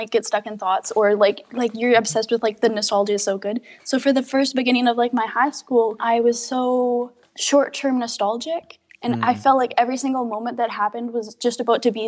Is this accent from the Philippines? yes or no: no; Alberta, Canada; now in Comox Valley, Canada; I was born in Alberta for a little bit, raised by my grandparents while my mom and my dad were in college.